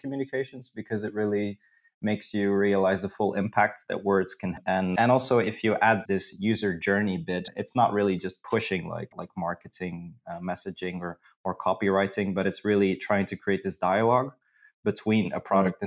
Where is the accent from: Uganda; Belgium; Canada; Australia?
Belgium; moved away as an adult; now in Krakow, Poland; I'm originally from Belgium, so I'm, I'm, the perfect example of a Belgian